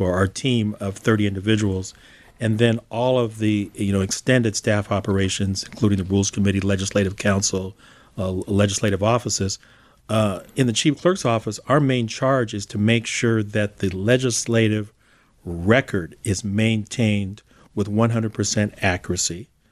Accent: Albany, California, United States; also born or lived in Berkeley, California; I was raised literally on the border of Albany and Berkeley. I was proud to say that I grew up in Albany, went to Albany schools

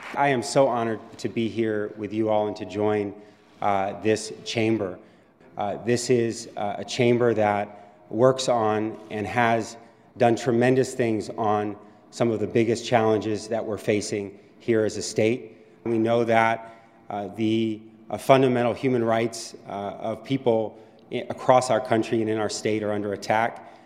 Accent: Bay Area, California, United States; I'm born and raised in California, uh, spent my entire life here. Uh, I was raised by my mom, uh, in the Bay Area

